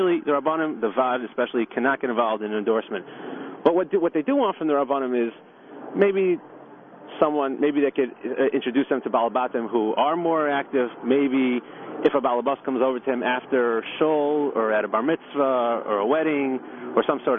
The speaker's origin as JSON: {"language": "English", "town": "Muncie", "region": "Indiana", "country": "United States", "tie": "born or raised there", "said": "I know as a kid growing up in Muncie, we weren't getting those services that we were always told that we were entitled to."}